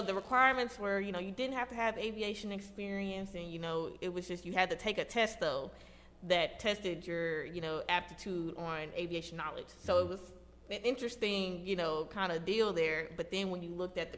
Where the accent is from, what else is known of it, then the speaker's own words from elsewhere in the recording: Little Rock, Arkansas, United States; I was born and raised here in Little Rock, Arkansas.